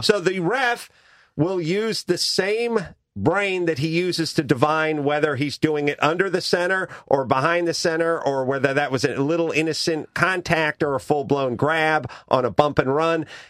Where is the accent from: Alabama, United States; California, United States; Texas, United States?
California, United States; Los Angeles; I'm from North Hollywood